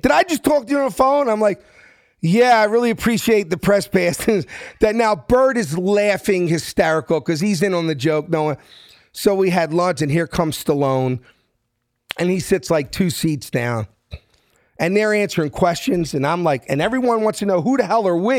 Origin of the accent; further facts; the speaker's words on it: Philadelphia, Pennsylvania, United States; moved away as an adult; I'm from South Philly.